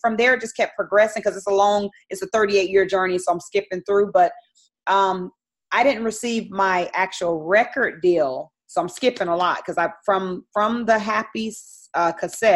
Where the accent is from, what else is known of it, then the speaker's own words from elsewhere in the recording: Phoenix, Arizona, United States; I'm actually from Phoenix, Arizona. So I'm from the land of the, wilderness. It's very hot there. So I grew up in the heat